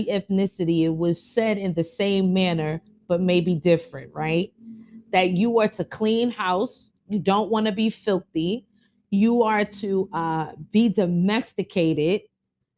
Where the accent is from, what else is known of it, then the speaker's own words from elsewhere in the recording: New York City, New York, United States; we grew up in Bronx, New York.